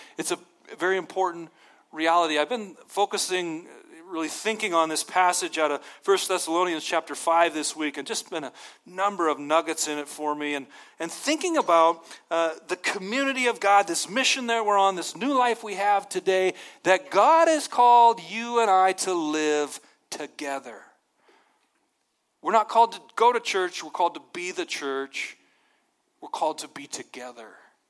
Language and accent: English; Montana, United States; Nobody's over me. I'm from Montana. I'm my own thing.